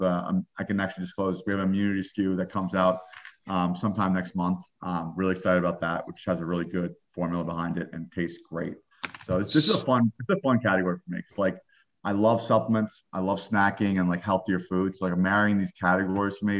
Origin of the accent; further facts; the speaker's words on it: New York, United States; I'm a New Yorker